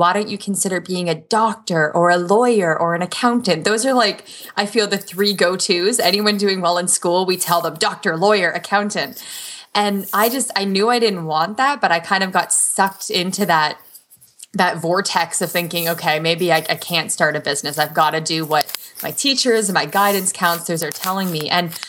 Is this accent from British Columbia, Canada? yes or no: no; Waterloo, Ontario, Canada; I was born in Toronto. Mostly grew up and went to school in Waterloo region, and we're like the Silicon Valley of Canada.